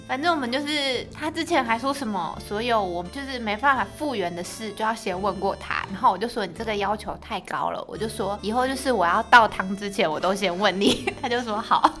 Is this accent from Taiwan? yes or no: yes; Taichung, Taiwan; moved away; 我是台中人，然后我妈妈住台中